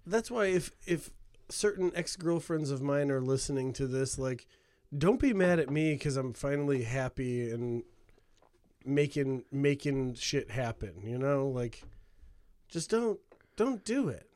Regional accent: Hammond, Indiana, United States; growing up in Hammond

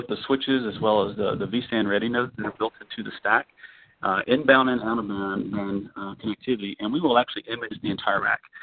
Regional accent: Orlando, Florida, United States; I'm from Orlando

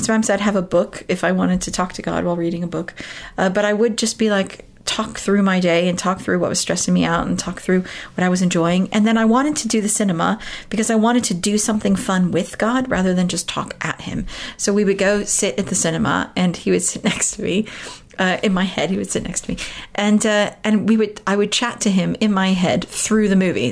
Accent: United States; moved away as an adult; now in United Kingdom; I grew up in America, so I, have lived in this country for 18 years now. Uh, but I was born and raised in America

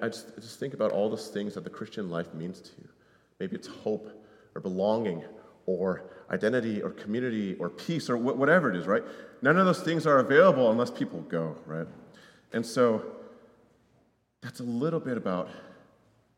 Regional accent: Connecticut, United States; moved away; I grew up in Connecticut

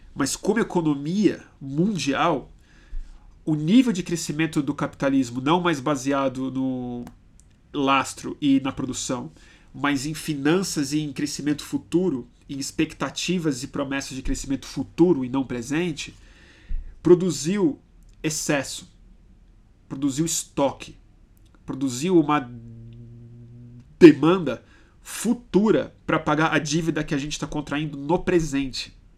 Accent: Brazil; eu sou brasileiro, eu gosto de ser brasileiro

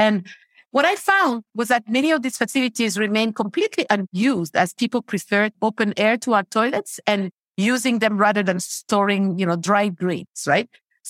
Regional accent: Mali; also born or lived in over 20 countries; But, you know, I'm originally from Mali. I grew up in over 20 countries around the world, and I do consider myself a global citizen.

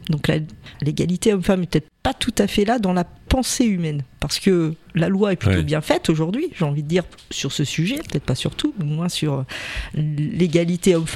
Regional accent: Rochefort, Nouvelle-Aquitaine, France; born there; Je suis née à Rochefort-sur-Mer

